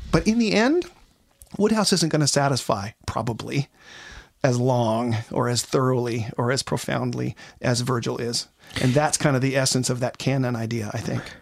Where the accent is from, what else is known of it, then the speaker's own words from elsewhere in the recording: Seattle, Washington, United States; I come from Seattle, Washington, where it rains all the time.